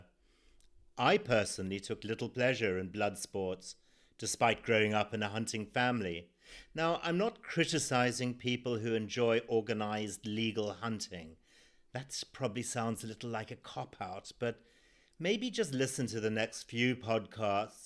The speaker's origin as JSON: {"language": "English", "country": "Zimbabwe", "tie": "born or raised there"}